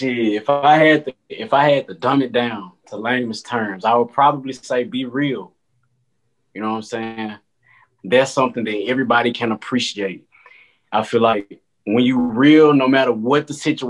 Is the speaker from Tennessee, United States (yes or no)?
yes; Memphis, Tennessee, United States; I'm from Memphis, Tennessee, and I am a photographer.